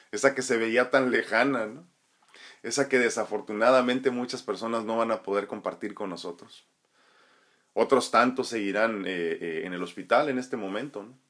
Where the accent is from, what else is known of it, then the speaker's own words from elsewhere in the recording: Tijuana, Baja California, Mexico; also born or lived in San Diego, California; originalmente nací en San Diego, California, pero me he criado en Tijuana y, y entre San Diego y Tijuana